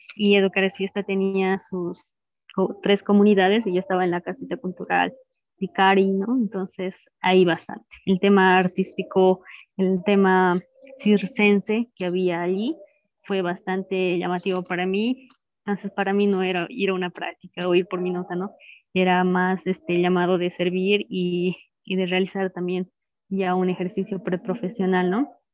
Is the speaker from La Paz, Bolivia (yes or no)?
no; Cochabamba, Bolivia; Yo nací en Cochabamba, mi mamá es de Oruro, mi papá de Potosí, así que soy nacida en Cochabamba con raíces orureñas y potosinas.